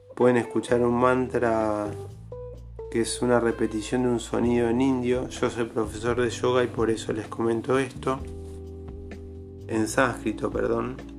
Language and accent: Spanish; Argentina; Yo soy de Argentina